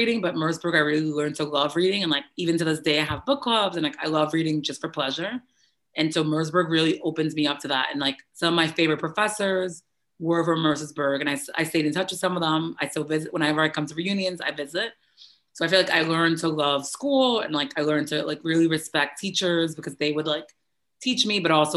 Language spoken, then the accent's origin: English; New York City, New York, United States; So I'm born and raised in the Bronx, New York, and I was born December 2nd, 1988.